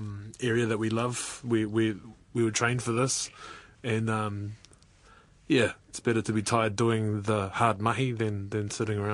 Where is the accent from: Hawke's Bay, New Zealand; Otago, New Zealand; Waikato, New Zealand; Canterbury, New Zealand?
Otago, New Zealand; Dunedin; I was raised in Otepoti in South Island